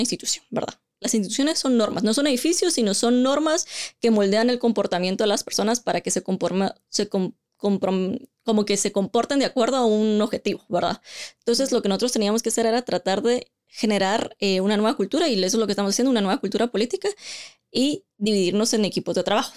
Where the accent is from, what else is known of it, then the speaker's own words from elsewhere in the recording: Guatemala; also born or lived in London; esa es nuestra identidad como guatemaltecos.